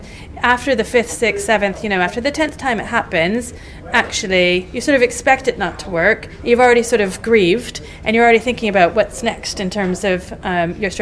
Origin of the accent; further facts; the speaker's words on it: United States; moved away as an adult; now in United Kingdom; I am American